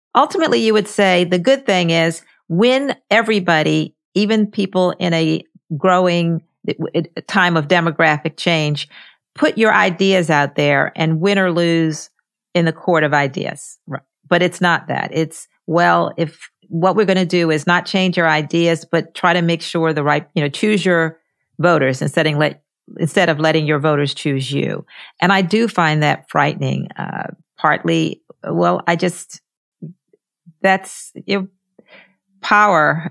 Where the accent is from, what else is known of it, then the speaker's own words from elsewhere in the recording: Baltimore, Maryland, United States; my hometown of Baltimore